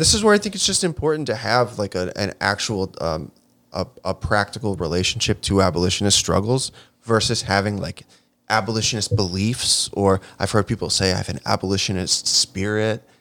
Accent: Chicago, Illinois, United States; Pilsen community books in my hometown of Chicago, Illinois.

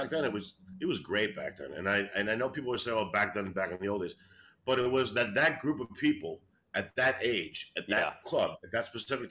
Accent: New York City, New York, United States; moved away as an adult; also born or lived in Brooklyn, New York; now in Los Angeles, United States; I was born in Brooklyn, and I was raised in Queens.

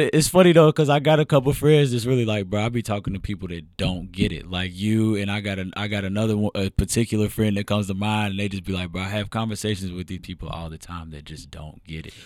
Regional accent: Louisville, Kentucky, United States; also born or lived in Elyria, Ohio / Lorain County, Ohio; I grew up in Louisville

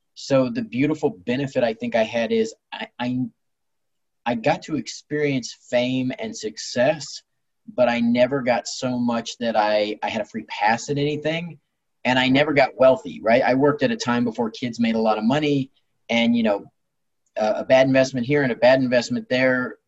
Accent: Long Beach, California, United States; I was born in Long Beach, California, and I've lived here most of my life

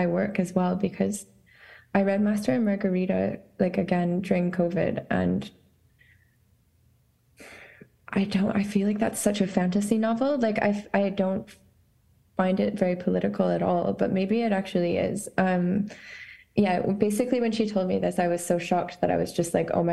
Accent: Saskatchewan, Canada; moved away as an adult; also born or lived in Montreal, Canada; now in Scotland, United Kingdom; I consider myself Ukrainian, but born in Saskatchewan on Treaty 4 territory, based in Scotland.

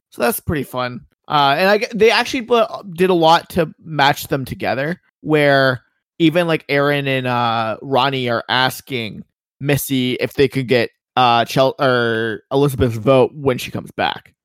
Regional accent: Canada; I am Canadian

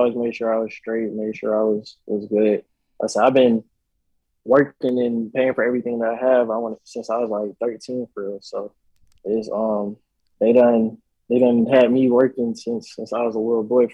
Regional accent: Decatur, Georgia, United States; I'm from Decatur, Georgia. I'm from the east side, so I'm from Decatur, Georgia

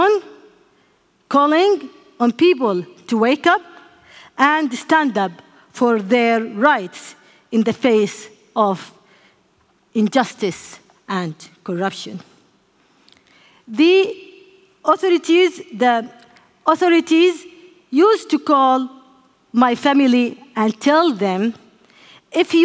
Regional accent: Yemen; I grew up in Yemen, in a family familiar with politics and law

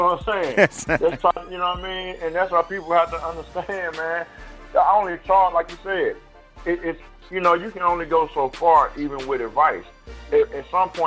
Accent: Nashville, Tennessee, United States; 615, man. Shout out to Cassville, man. That's my hometown right there.

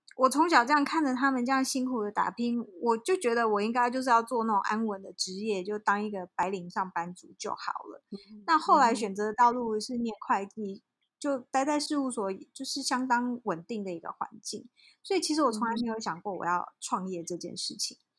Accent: South Africa; also born or lived in Taiwan; 呃，其实我在台湾就是在台湾出生嘛，然后念到小学毕业以后，就被我爸妈拎到遥远的黑暗的非洲大陆去了，所以我们全家就移民到南非。那我在那边等于是。成长啦，

